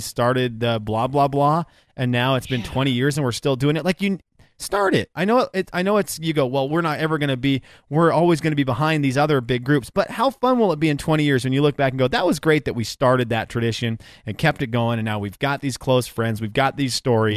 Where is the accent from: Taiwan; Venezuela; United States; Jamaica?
Venezuela; moved away; where I grew up in Venezuela